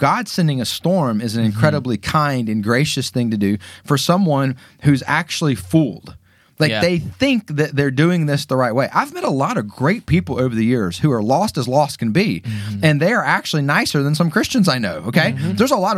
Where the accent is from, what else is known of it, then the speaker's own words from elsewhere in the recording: Atlanta, Georgia, United States; Growing up in Atlanta, a lot of kids go to Auburn.